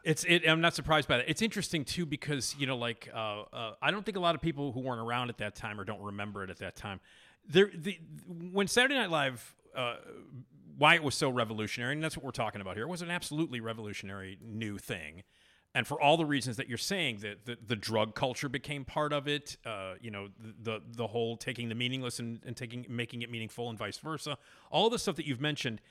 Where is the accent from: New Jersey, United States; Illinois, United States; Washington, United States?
Illinois, United States; Chicago; I'm from Chicago